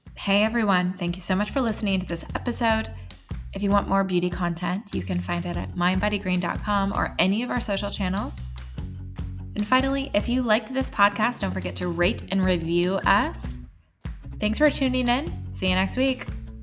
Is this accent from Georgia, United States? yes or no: no; New York City, New York, United States; I'm a typical New Yorker